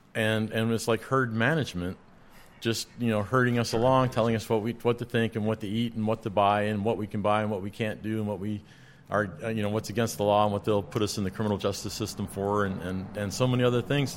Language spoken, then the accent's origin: English; Roswell, New Mexico, United States; now in Georgia, United States; I was born in Roswell, New Mexico